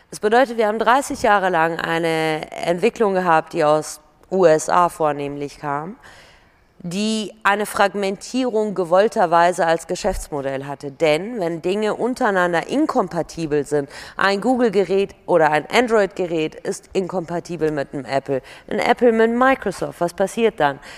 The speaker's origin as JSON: {"language": "German", "country": "Germany", "tie": "born or raised there", "also_born_or_lived": "Iran", "said": "ich bin mit acht nach Deutschland gekommen, ich bin Europäerin, ich bin Deutsche, ich bin Perserin"}